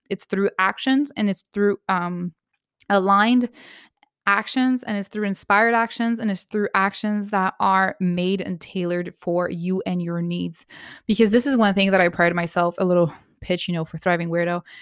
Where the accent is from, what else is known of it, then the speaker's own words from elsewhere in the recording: Canada; I'm Canadian